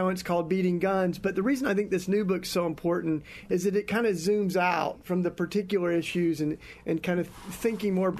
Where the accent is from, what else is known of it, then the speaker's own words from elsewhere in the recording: East Tennessee, United States; I grew up in the Bible Belt in East Tennessee